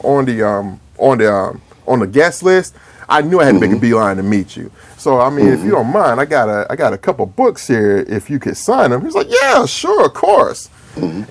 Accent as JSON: {"language": "English", "town": "Atlanta", "region": "Georgia", "country": "United States", "said": "I'm from Atlanta"}